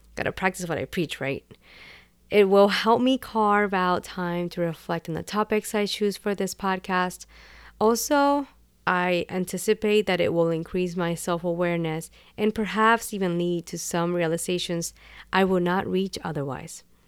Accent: Puerto Rico; first language Spanish; English is a second language; I was born and raised in Puerto Rico, and Spanish is my first language.

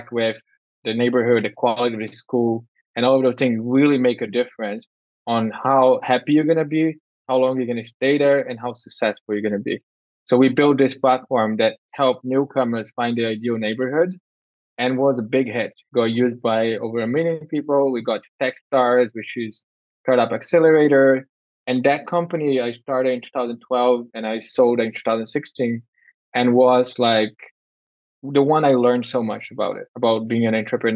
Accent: Brazil; moved away; also born or lived in United States / Europe / Canada; I was born in Brazil

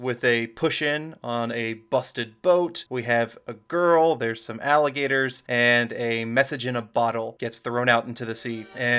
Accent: United States; I'm American.

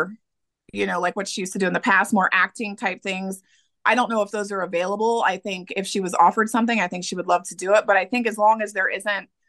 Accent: Middletown, Ohio, United States; I'm from Middletown, Ohio, which is only 20 minutes outside

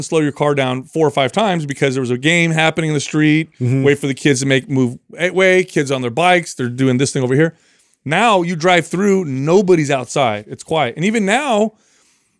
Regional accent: Bay Area, California, United States; I grew up in the Bay Area

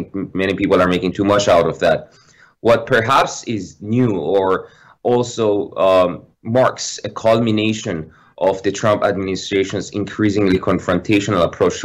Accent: Philippines; I'm from the Philippines

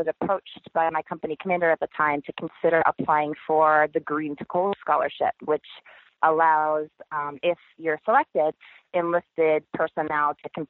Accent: Maine, United States; moved away as an adult; I enlisted from my home state of Maine. And, you know, grew up in a small town USA in a lake community.

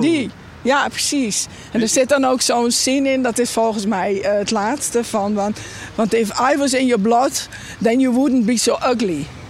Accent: Friesland, Netherlands; ik ben een echte Fries

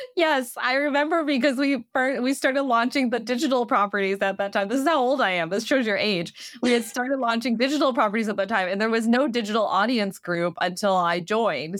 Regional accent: Midwest, United States; moved away as an adult; also born or lived in New York; I'm from the Midwest

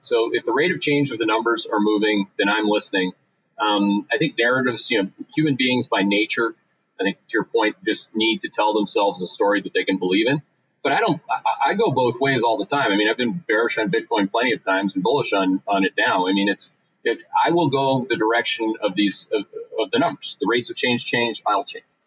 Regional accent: Canada; moved away as an adult; now in United States; I came here in the 1990s. I'm a Canadian.

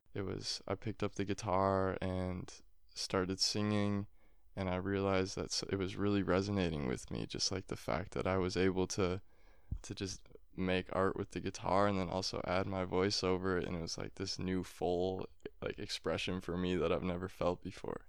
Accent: Appleton, Wisconsin, United States; my hometown of Appleton

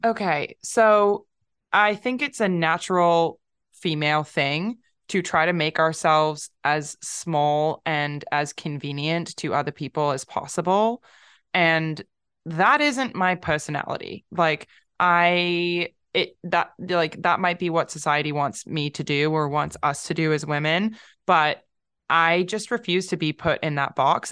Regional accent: London, United Kingdom; moved away; also born or lived in California; I'm from London, but I lived in California for a long time

